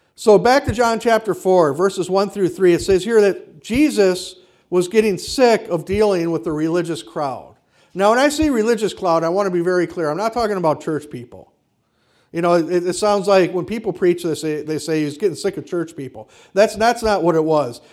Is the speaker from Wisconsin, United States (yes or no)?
yes; Kenosha, Wisconsin, United States; I mean, I grew up in Wisconsin. And we didn't see a lot of overt racism, at least in Kenosha where I grew up.